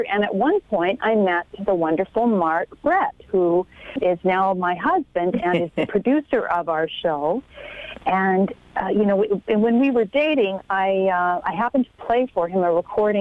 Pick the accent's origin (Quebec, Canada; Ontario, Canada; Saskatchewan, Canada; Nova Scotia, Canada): Saskatchewan, Canada; Humboldt; moved away as an adult; also born or lived in Toronto; now in Connecticut, United States; I grew up in Saskatchewan, and I was a farm kid